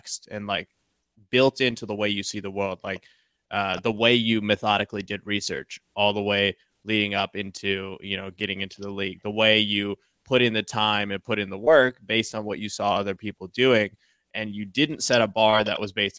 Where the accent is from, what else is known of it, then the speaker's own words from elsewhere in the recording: Columbus, Ohio, United States; V and I are both from Columbus.